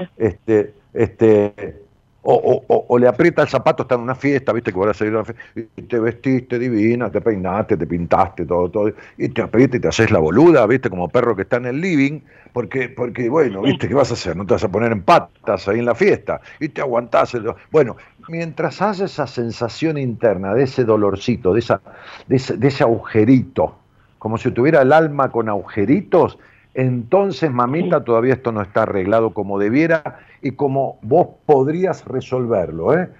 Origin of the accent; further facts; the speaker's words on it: outskirts of Buenos Aires, Argentina; donde yo nací, que es una ciudad en las afueras de, la capital de Buenos Aires, este, también le digo mi pueblo